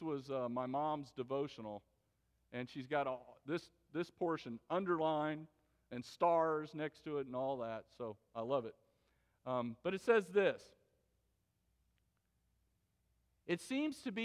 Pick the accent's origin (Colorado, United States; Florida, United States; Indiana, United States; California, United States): Florida, United States; West Palm Beach; West Palm Beach, Florida, which is my hometown